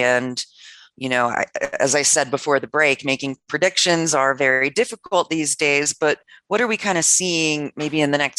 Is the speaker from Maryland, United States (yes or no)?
yes; Maryland, United States; moved away; I'm from Maryland originally.